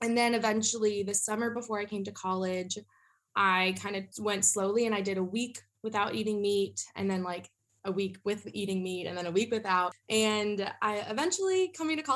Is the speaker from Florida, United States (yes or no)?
no; Northern Virginia, United States; moved away as an adult; now in South Carolina, United States; I'm from Northern Virginia